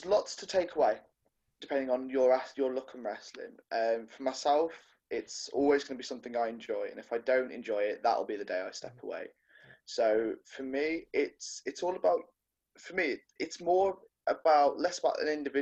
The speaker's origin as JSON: {"language": "English", "town": "Coventry", "region": "West Midlands", "country": "United Kingdom", "moved": "yes", "lives_now": "Burbage, United Kingdom", "said": "From Coventry, England, but I am now residing from Burbage, Hinckley, Leicestershire."}